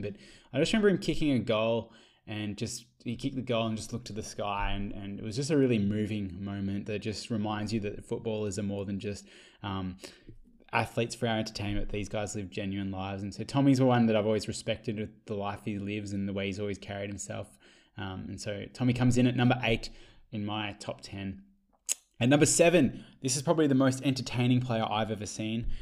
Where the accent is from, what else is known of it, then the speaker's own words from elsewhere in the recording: Geelong, Victoria, Australia; I grew up in Geelong during a time where Geelong was very dominant